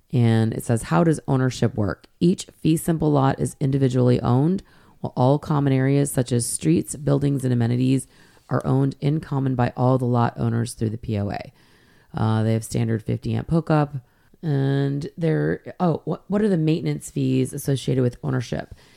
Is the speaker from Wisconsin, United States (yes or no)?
no; Michigan, United States; moved away; also born or lived in Hilton Head Island, South Carolina; I grew up in Michigan